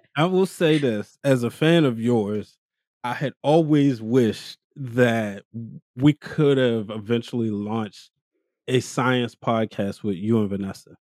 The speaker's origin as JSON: {"language": "English", "town": "Baltimore", "region": "Maryland", "country": "United States", "said": "I'm from East Baltimore"}